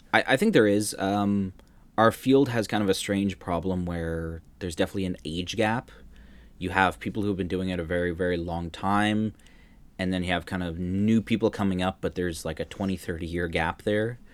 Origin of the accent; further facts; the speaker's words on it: Canada; moved away as an adult; now in Netherlands; growing up in Canada, you knew Toronto was a five-hour drive